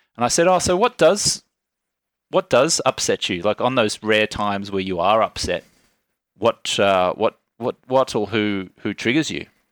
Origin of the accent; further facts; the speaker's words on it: Australia; accent: Australian; moved away; also born or lived in Ubud, Bali; I was born in Australia, I was raised an Australian citizen, and it was only recently I became a naturalized U S citizen.